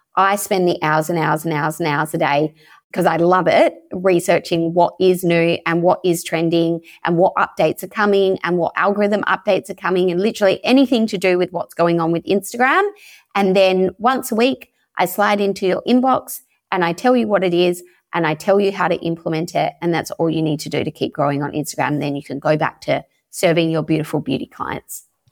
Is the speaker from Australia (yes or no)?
yes; Perth, Western Australia, Australia; moved away as an adult; now in Croatia; I'm originally from Perth in Western Australia